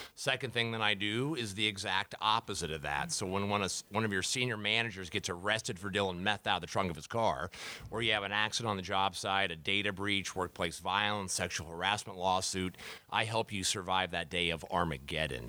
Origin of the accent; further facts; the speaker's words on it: Dayton, Ohio, United States; moved away as an adult; also born or lived in Columbus, Ohio; now in Sarasota, United States; I'm originally from Ohio. I grew up in Dayton, Ohio